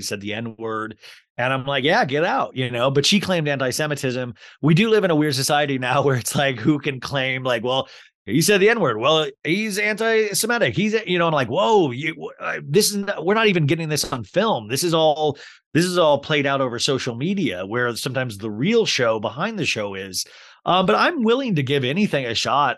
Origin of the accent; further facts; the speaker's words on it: Paradise Valley, Arizona, United States; also born or lived in Kansas; I grew up in Paradise Valley, Scottsdale area. Uh, well, I moved from Kansas to there.